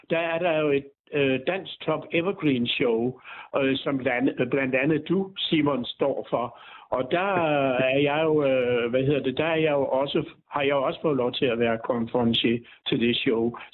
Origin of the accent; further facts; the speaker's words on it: Byllerup Bag, Southern Denmark, Denmark; Som jeg siger, jeg kommer jo ned fra Byllerup Bag, som ligger tæt på den dansk-tyske grænse